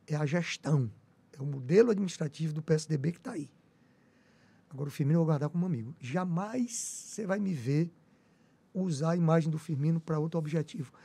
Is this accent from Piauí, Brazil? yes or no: yes; Teresina, Piauí, Brazil; como teresinense que sou apaixonado por minha cidade.